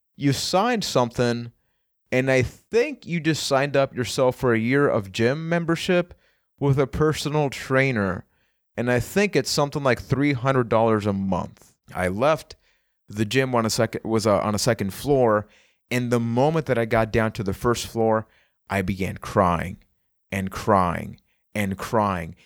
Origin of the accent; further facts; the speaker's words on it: Puerto Rico; I am from Puerto Rico